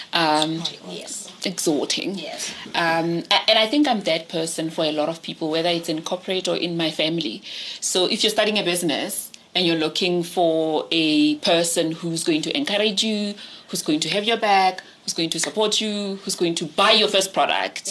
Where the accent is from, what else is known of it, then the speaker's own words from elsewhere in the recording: Pretoria, Gauteng, South Africa; I grew up in Soshanguve mm-hmm. in Pretoria, on the north side of Pretoria